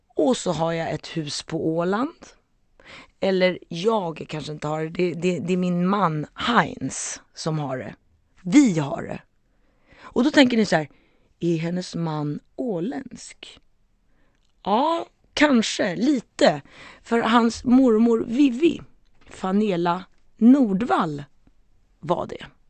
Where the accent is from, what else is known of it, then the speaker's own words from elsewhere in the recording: Stockholm, Stockholm County, Sweden; jag växte upp i Stockholm, Sveriges huvudstad, Bromma